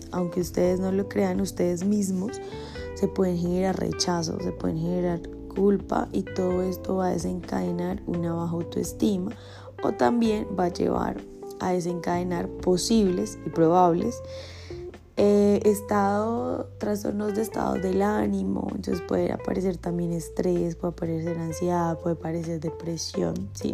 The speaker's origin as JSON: {"language": "Spanish", "country": "Colombia", "tie": "born or raised there", "said": "estuve en, mi pueblo natal y había ferias y fiestas. O sea, en Colombia ferias y fiestas"}